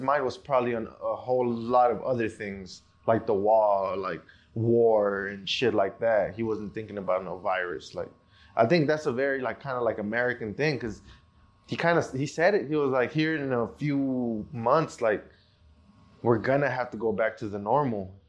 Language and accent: English; Mexico; now in United States; I was born in Mexico